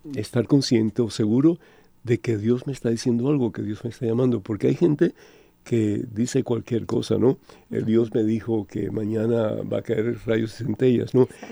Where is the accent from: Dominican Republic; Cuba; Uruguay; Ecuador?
Cuba; moved away; yo soy de Cuba originalmente y mi juventud fue muy fea